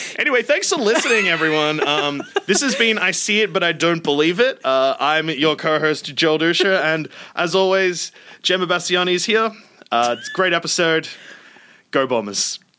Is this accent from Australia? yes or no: yes; Sydney, New South Wales, Australia; I grew up heaps around Sydney